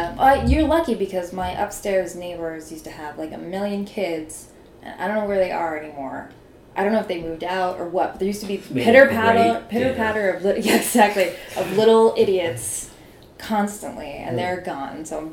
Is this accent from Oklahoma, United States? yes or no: no; Pennsylvania, United States; I'm from Pennsylvania, and I had, like, a super unglamorous, like, life growing up